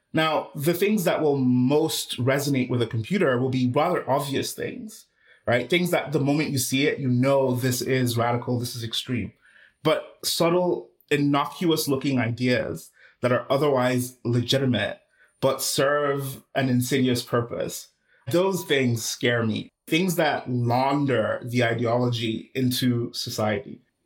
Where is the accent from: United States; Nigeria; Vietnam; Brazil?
Nigeria; moved away; I was born and raised in Nigeria